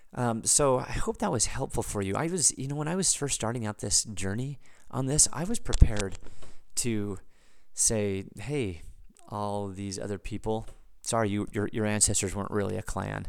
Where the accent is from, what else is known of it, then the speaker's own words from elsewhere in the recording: United States; an American, as a, as a, as a citizen of the United States